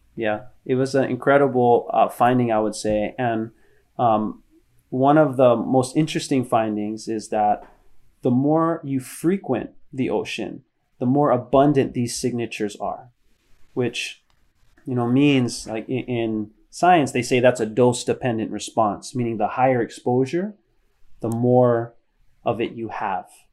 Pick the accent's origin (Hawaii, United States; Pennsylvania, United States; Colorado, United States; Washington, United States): Hawaii, United States; Hilo; moved away as an adult; also born or lived in San Diego, California; I come from Hilo, which is a really small town.